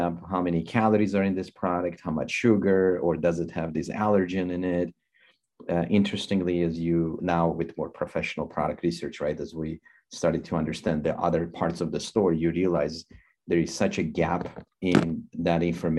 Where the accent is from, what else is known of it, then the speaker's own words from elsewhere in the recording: Armenia; moved away as an adult; now in United States; I came from Armenia 26 years ago